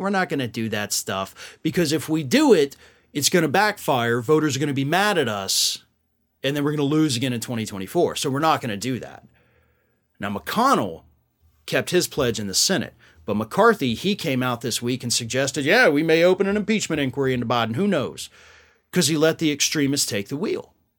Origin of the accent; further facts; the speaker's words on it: Florida, United States; down here in my home state of Florida